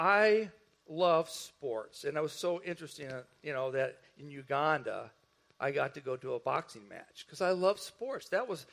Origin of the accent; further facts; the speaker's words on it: northwest Indiana, United States; I grew up in Indiana, the northwest part of Indiana, which was right near Chicago